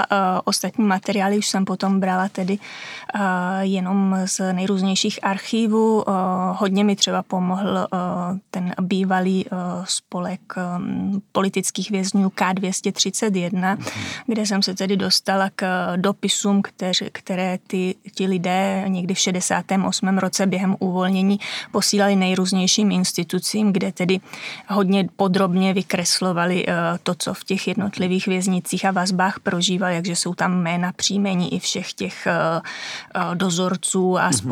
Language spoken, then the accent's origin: Czech; Šumava, Czechia; já jsem ze Šumavy, tam u nás máme kostelíček, čtyři křížky a to je veškerý hřbitov